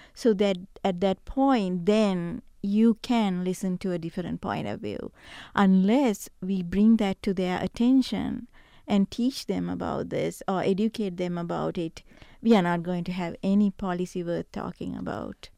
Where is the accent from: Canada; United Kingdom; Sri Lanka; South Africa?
Sri Lanka; now in Ridgecrest, United States; I come from Sri Lanka, eh, originally